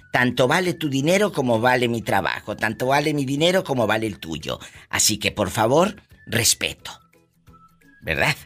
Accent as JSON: {"language": "Spanish", "town": "Matamoros", "region": "Tamaulipas", "country": "Mexico", "tie": "born or raised there", "said": "yo soy de Matamoros, Tamaulipas, es mi tierra natal"}